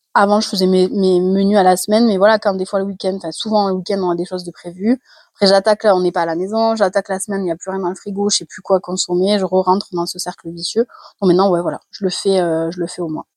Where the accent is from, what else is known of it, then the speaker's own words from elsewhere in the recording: Carcassonne, Occitania, France; super accent euh, anglais quand on vient de Carcassonne